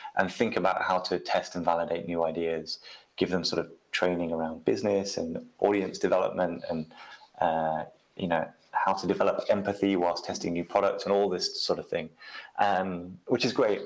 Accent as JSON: {"language": "English", "country": "United Kingdom", "said": "I'm I'm British, so I grew up with the BBC"}